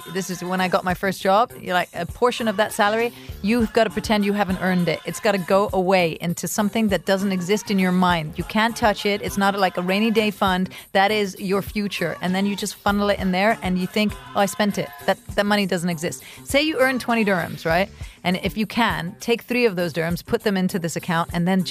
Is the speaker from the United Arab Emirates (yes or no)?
yes; Dubai, United Arab Emirates; born or raised there; also born or lived in Italy